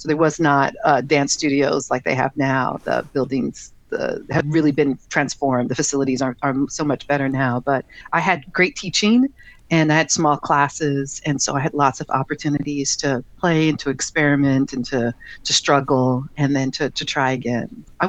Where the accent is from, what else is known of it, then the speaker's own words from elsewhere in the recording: Chicago, Illinois, United States; I grew up on the South Side of Chicago, and I was a super shy kid, super shy.